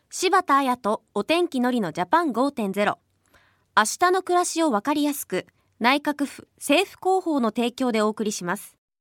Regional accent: Nagoya, Aichi, Japan; 私は東海地方の名古屋出身なんですけど

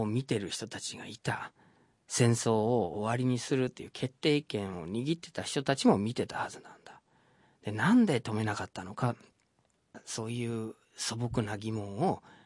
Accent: Detroit, Michigan, United States; born or raised there; Japanese is a second language; moved away as an adult; now in Tokyo, Japan

